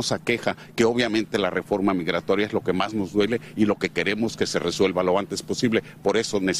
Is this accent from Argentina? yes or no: no; Mexico; now in United States; los mexicanos y mexicanas en Estados Unidos somos tan importantes como los mexicanos que radican y trabajan en la República Mexicana.